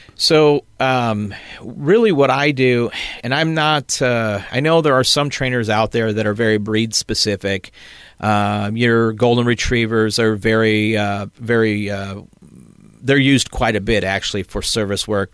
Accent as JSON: {"language": "English", "town": "South Elgin", "region": "Illinois", "country": "United States", "moved": "as an adult", "lives_now": "Southern Illinois, United States", "said": "originally from South Elgin"}